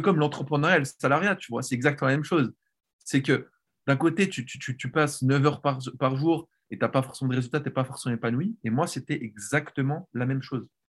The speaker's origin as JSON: {"language": "French", "country": "Switzerland", "tie": "born or raised there", "moved": "as an adult", "lives_now": "Netherlands", "said": "j'ai grandi en Suisse"}